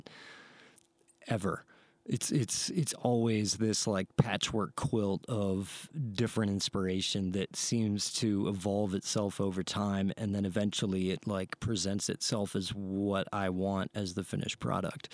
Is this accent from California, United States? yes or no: no; Ohio, United States; moved away as an adult; now in Santa Fe, United States; I'm from Ohio